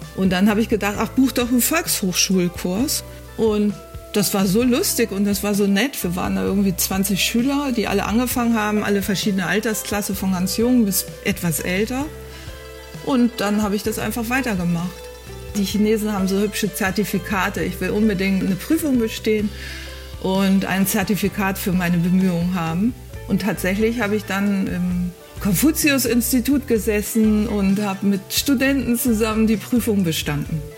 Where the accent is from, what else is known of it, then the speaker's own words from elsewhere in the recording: Germany; accent: German; ich habe sicherlich einen schlimmen deutschen Akzent